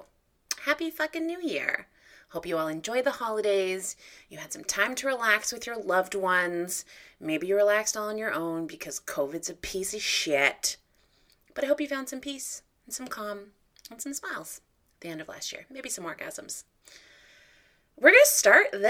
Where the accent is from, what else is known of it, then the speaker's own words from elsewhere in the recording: Guelph, Ontario, Canada; growing up in Guelph